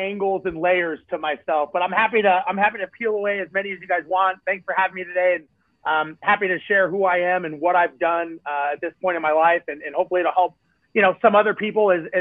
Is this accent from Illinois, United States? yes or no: no; Los Angeles, California, United States; I grew up in Los Angeles, born and raised.